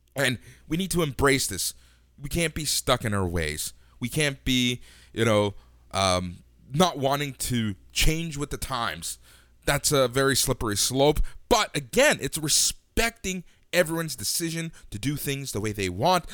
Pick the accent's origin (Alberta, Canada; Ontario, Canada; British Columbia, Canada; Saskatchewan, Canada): Ontario, Canada; Toronto; also born or lived in Los Angeles, United States; I moved here when I was super